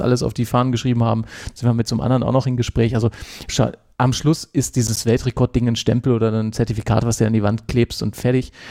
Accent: Hanover, Lower Saxony, Germany; now in Switzerland; An meinem Dialekt hörst du ja auch, ich bin ja, ja auch nicht Urschweizer. Äh, ich bin ja gebürtig aus Hannover

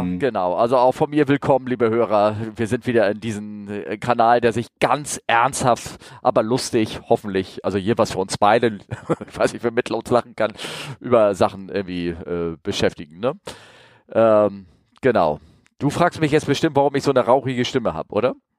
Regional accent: Hamburg, Germany; als Hamburger

